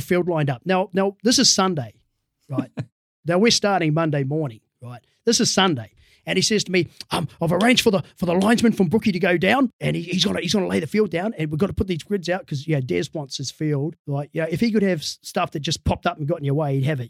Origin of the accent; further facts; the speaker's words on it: Dunedin, Otago, New Zealand; I, grew up in a place called Dunedin down south